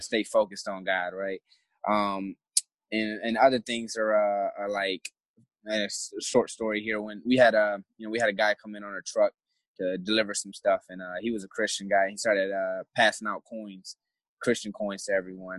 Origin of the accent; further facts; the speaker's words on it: Flint, Michigan, United States; moved away as an adult; I'm from Flint originally, Flint, Michigan